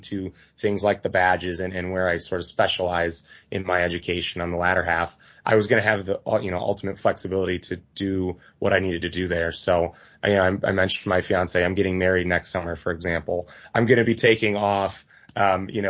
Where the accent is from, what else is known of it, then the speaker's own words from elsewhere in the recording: Milwaukee, Wisconsin, United States; also born or lived in Madison, Wisconsin; I am a Wisconsinite through and through, born and raised in Milwaukee.